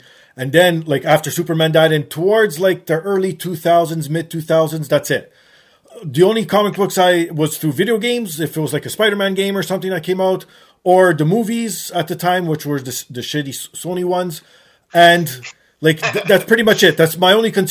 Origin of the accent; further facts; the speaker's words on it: Canada; I'm Canadian